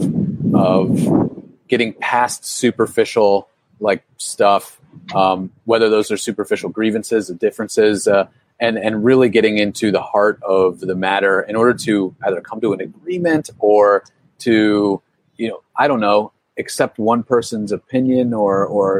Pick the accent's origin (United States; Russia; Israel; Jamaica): United States; Pittsburgh, Pennsylvania; now in Key West, United States; I'm from Pittsburgh as well.